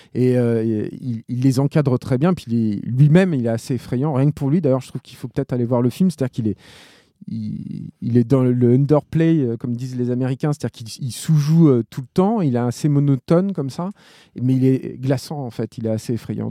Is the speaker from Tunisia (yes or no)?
no; France; en tant que Français